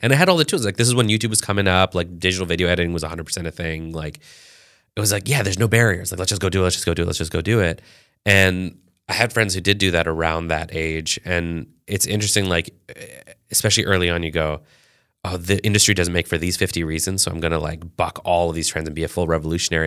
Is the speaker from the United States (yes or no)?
no; Canada; I was born in Canada